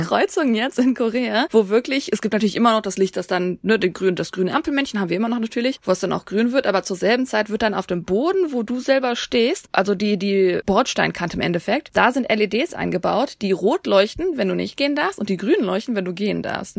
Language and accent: German; Germany; wenn ich als Deutsche ins Ausland gehe